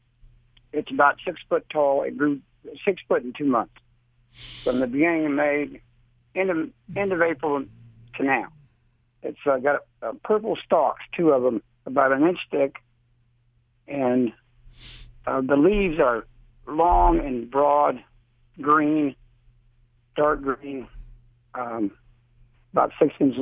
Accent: Virginia, United States; when I was a kid, I grew up in Virginia.

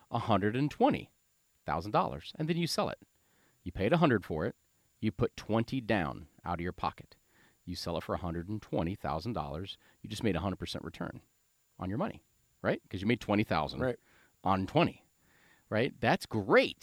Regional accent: Springfield, Ohio, United States; growing up in Springfield

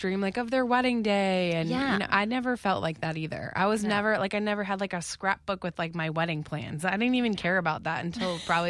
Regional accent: West Palm Beach, Florida, United States; you know what's funny is I grew up in West Palm, so South Florida

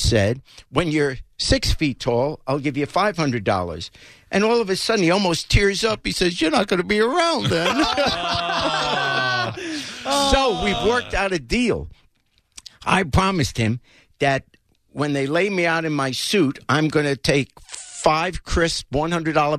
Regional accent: New York City, New York, United States; moved away; I grew up in New York

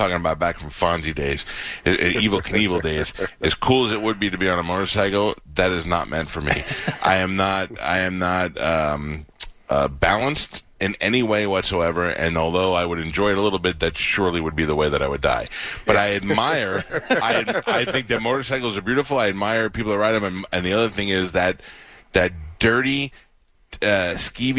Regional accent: New York City, New York, United States; now in Tampa Bay area, United States; I grew up poor in Staten Island

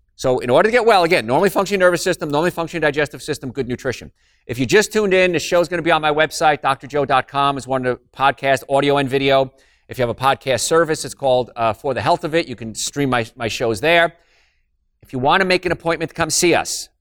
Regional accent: Hoboken, New Jersey, United States; I'm from Hoboken

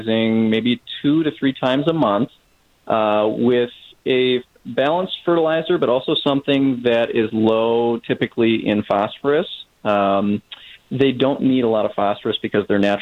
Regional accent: Minnesota, United States; moved away; I'm originally from Minnesota

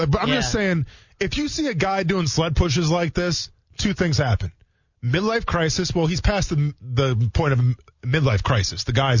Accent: Wisconsin, United States; moved away; I'm from Wisconsin.

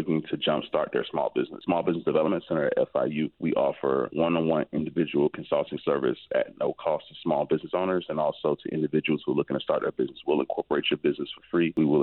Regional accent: Miami Gardens, Florida, United States; I'm actually from Miami Gardens, so it's a pleasure for me to be back in the community and serving the community that I'm from

